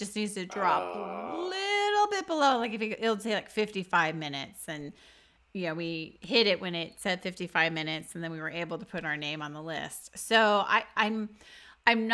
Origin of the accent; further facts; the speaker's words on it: Texas, United States; We're from Texas